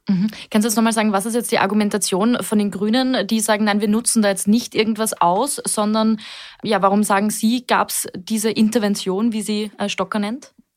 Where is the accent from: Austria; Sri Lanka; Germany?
Austria; hier bei uns in Österreich